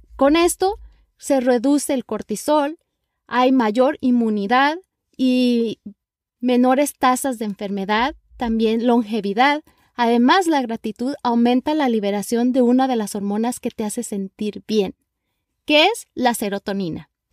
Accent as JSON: {"language": "Spanish", "country": "Mexico", "moved": "yes", "lives_now": "Los Angeles, United States", "said": "Soy una mexicana viviendo en la ciudad de Los Ángeles, California"}